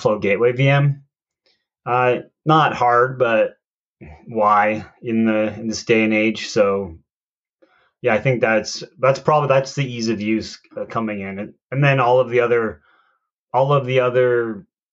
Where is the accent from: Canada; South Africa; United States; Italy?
Canada; Calgary, Alberta; I always tell people I'm from Calgary